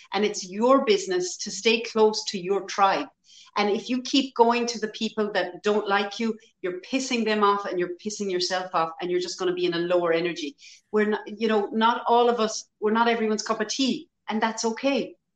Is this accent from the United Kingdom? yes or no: no; Ireland; historically as Irish people, we were always very poor.